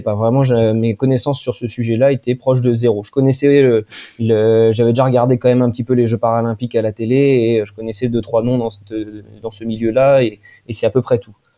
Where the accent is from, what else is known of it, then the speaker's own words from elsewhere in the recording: Poitiers, Nouvelle-Aquitaine, France; je suis né, moi, dans, à Poitiers, donc dans le, dans le Poitou où j'ai euh, fait un petit peu toute mon enfance